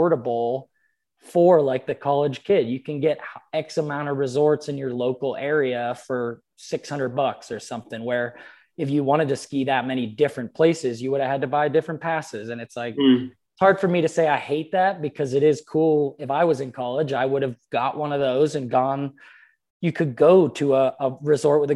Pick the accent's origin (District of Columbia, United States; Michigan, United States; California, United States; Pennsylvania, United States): Pennsylvania, United States; moved away; friends of mine that I grew up with in Pennsylvania